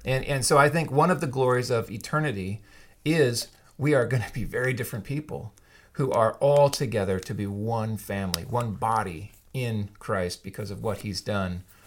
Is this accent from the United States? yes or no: yes; Yakima, Washington, United States; I grew up in Yakima for the most part